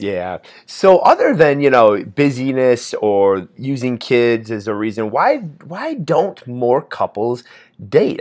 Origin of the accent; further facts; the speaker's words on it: Indiana, United States; we're from Indiana